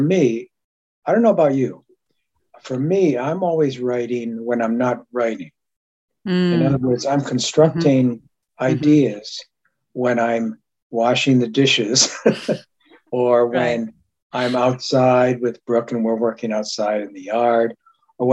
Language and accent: English; Japan; I was born in Japan.